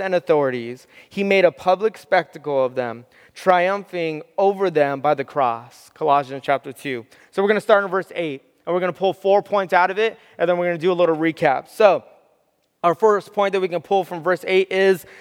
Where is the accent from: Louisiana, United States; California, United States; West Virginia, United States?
California, United States; Southern; I grew up in Southern California.